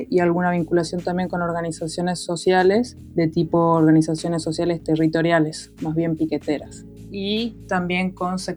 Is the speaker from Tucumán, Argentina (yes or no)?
yes; Tucumán, Argentina; moved away as an adult; now in Buenos Aires, Argentina; bueno, soy de Tucumán, tucumana, pero vivo aquí en Buenos Aires desde el año 2005.